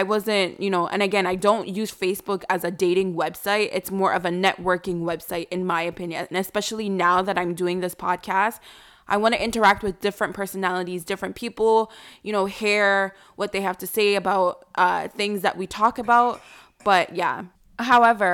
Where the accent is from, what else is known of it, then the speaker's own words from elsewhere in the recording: New York, United States; now in Canada; I'm not originally from Canada. Like, I was raised in New York